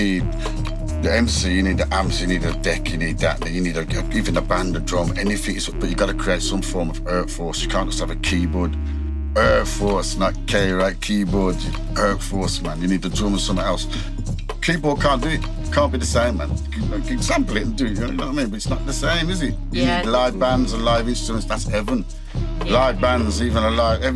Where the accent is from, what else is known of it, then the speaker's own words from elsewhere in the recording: Birmingham, West Midlands, United Kingdom; I was in Bartley Green mostly. Yeah. From like 13, Bartley Green, Woodgate Valley, man.